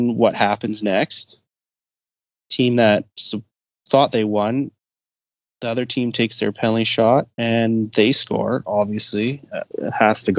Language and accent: English; Edmonton, Alberta, Canada; I'm from Edmonton. I lived here all my life.